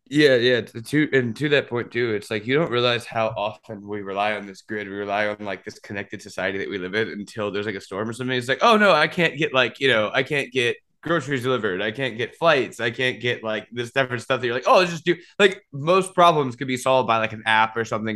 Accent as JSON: {"language": "English", "region": "Louisiana", "country": "United States", "said": "I'm from Louisiana"}